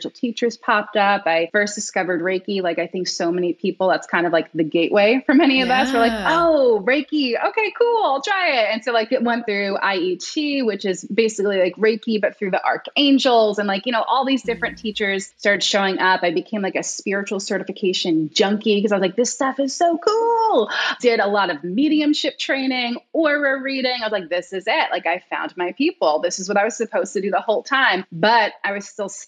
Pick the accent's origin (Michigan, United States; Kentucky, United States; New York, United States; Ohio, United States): New York, United States; I'm originally from New York. So I was like working in Manhattan